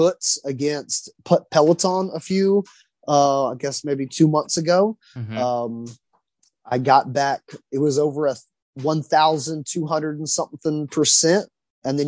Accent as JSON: {"language": "English", "town": "Waxahachie", "region": "Texas", "country": "United States", "tie": "born or raised there", "said": "She and I grew up in Waxahachie High School together"}